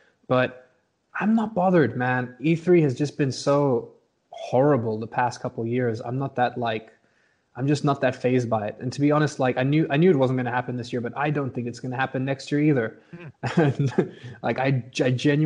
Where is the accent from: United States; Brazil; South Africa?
South Africa; born and raised in South Africa